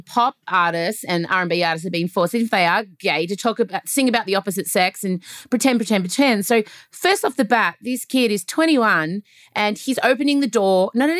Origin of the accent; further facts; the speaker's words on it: Australia; We say Nas because we're Australian.